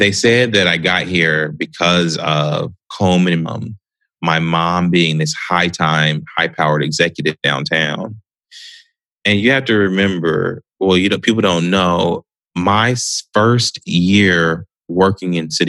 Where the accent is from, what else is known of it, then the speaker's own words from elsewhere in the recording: Southfield, Michigan, United States; I mean, I was from Southfield.